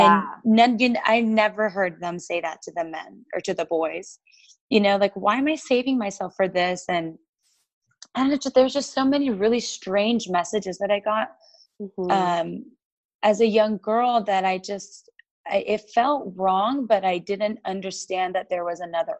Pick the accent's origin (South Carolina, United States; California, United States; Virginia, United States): California, United States; San Diego; moved away; also born or lived in Salt Lake City; My parents are Colombian and Mexican, but we grew up in San Diego